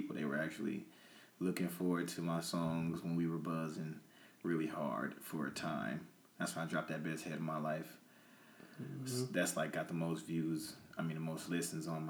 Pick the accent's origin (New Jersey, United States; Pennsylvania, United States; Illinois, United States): Illinois, United States; Peoria; also born or lived in Atlanta, Georgia; I say I'm from Peoria because that's what raised me